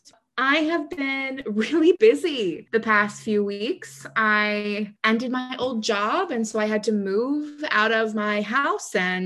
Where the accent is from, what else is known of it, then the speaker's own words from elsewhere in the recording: Virginia, United States; now in Ukraine; I was from Virginia